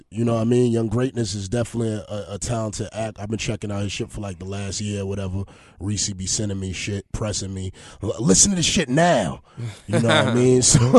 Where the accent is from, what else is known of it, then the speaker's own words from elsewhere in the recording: Honduras; New Orleans, I like New Orleans, too, because I'm from Honduras, and I got a lot of family in New Orleans for some reason.